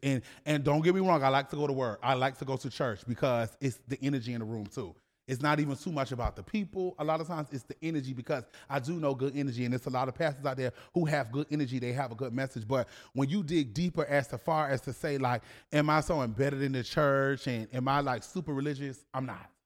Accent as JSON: {"language": "English", "town": "Savannah", "region": "Georgia", "country": "United States", "tie": "born or raised there", "said": "I am from Savannah, Georgia"}